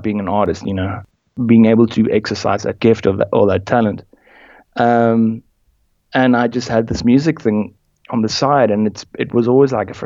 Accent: South Africa; also born or lived in United Kingdom; growing up in South Africa.

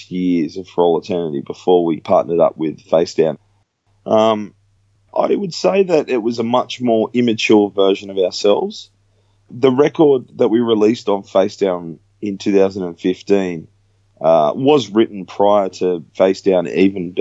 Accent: Australia; here in Australia

